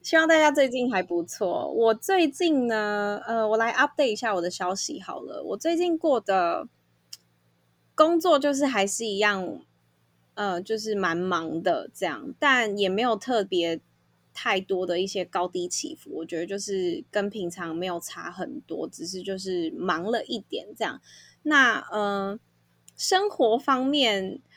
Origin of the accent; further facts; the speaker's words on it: Taipei, Taiwan; also born or lived in Canada; 身为台北人